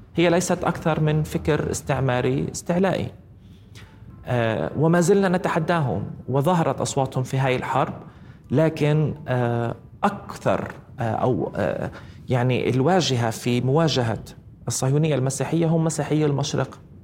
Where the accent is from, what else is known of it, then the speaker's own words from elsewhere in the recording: Palestine; إحنا كفلسطينيين